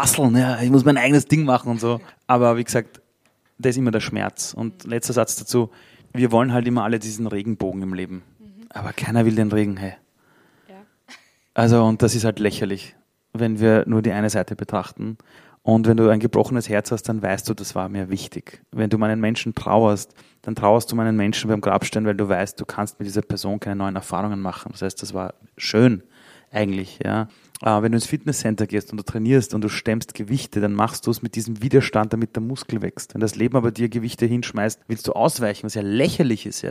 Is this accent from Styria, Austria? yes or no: no; Vienna, Austria; German is a second language; ich bin in Simmering aufgewachsen, im Arbeiterbezirk in Wien